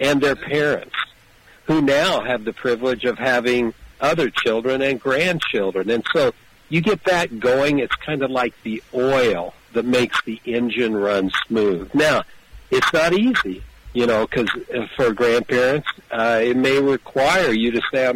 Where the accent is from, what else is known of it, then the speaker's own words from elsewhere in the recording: Kansas, United States; And I love my home state that is in the center of the universe, or actually the center of America.